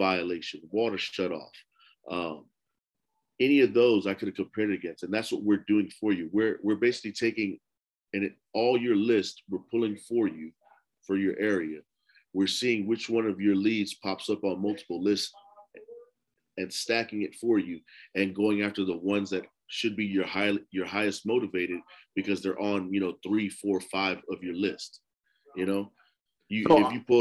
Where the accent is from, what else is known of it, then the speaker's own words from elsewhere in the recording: New York City, New York, United States; I grew up in Lower East Side, New York, man, in Smith Projects